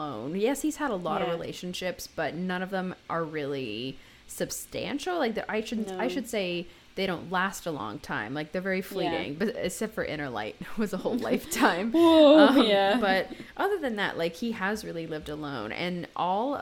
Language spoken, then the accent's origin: English; United States; we're American